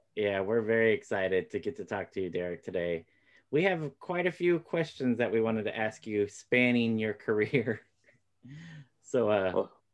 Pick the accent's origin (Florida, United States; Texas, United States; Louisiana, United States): Florida, United States; I was born in Florida